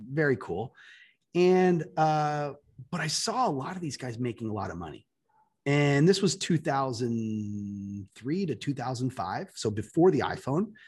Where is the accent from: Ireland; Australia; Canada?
Canada; Toronto, Ontario; moved away as an adult; now in United States; I'm Canadian, so I'm from Toronto